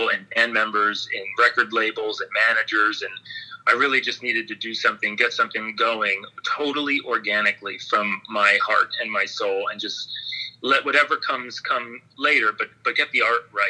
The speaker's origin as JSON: {"language": "English", "town": "Philadelphia", "region": "Pennsylvania", "country": "United States", "also_born_or_lived": "Southern California", "said": "I'm from Philly"}